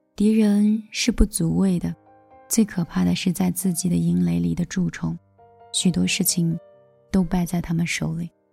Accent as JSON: {"language": "Chinese", "country": "China", "said": "我们中国人"}